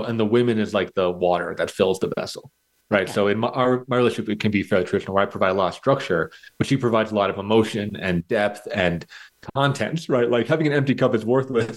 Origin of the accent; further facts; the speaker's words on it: United States; as a white, straight white man growing up in America